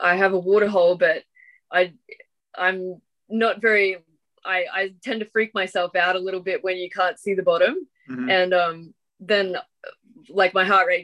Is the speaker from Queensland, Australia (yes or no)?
yes; Ingham, Queensland, Australia; moved away as an adult; also born or lived in Atherton Tablelands; where I grew up in Ingham, the athletics track was within 200 meters of my house